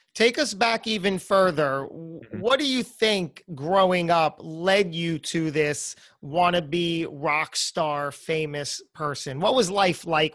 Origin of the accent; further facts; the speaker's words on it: New Jersey, United States; moved away as an adult; also born or lived in New York; I was born and raised in New Jersey